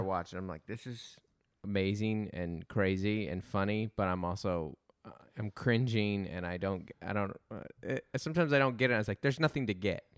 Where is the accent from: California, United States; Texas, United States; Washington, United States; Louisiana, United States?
Washington, United States; Federal Way; I'm from Federal Way, Washington